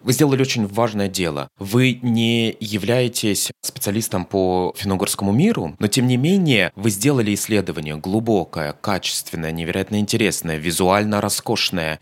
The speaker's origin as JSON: {"language": "Russian", "region": "Moscow", "country": "Russia", "said": "я москвич"}